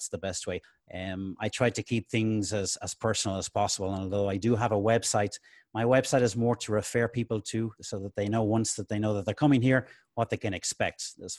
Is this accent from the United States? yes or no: no; Dublin, Leinster, Ireland; now in Spain; Well, I'm originally from Dublin in Ireland. I came to Spain about 27, almost 28 years ago.